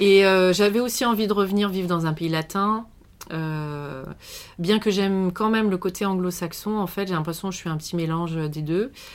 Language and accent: French; western France, France; moved away as an adult; also born or lived in Canada; je suis, euh, originaire de l'ouest de la France